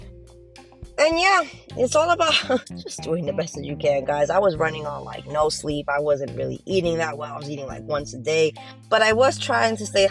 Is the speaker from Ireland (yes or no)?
no; New Jersey, United States; I'm a Jersey girl, my home state